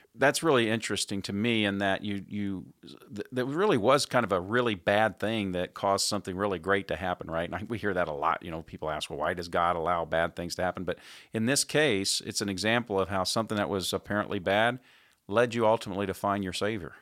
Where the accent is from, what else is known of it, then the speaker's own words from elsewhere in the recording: Indianapolis, Indiana, United States; my hometown of Indianapolis, Indiana